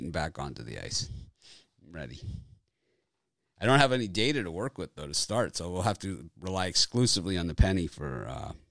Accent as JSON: {"language": "English", "town": "Edmonton", "region": "Alberta", "country": "Canada", "tie": "born or raised there", "said": "I, I grew up in Edmonton"}